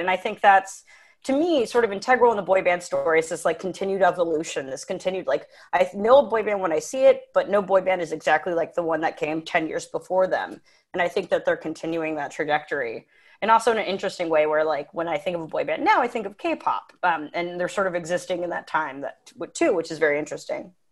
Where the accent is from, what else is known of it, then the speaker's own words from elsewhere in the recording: United States; I'm an American